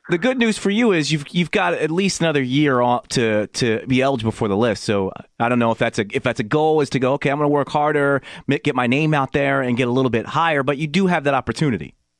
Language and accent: English; Philadelphia, Pennsylvania, United States; moved away; I am from originally from Philadelphia